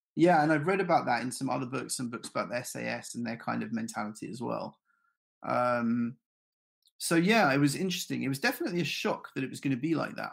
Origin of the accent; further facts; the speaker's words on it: London, United Kingdom; I grew up in London